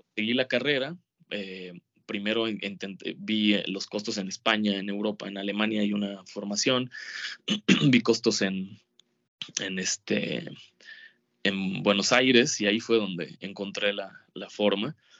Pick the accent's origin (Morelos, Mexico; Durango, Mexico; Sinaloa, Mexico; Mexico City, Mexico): Sinaloa, Mexico; Mazatlán; Yo vivía en Mazatlán, en eh, mi infancia, toda mi infancia, años viví en Mazatlán.